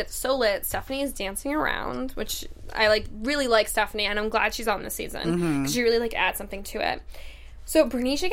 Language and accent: English; Massachusetts, United States; now in California, United States; I'm from Massachusetts